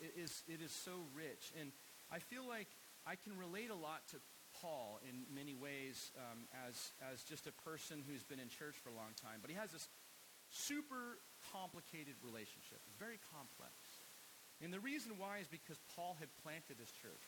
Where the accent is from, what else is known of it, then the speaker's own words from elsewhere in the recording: United States; living as an American